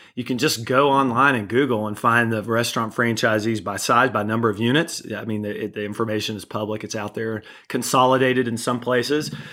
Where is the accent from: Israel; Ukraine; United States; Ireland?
United States; Kentucky; moved away; I'm originally from Kentucky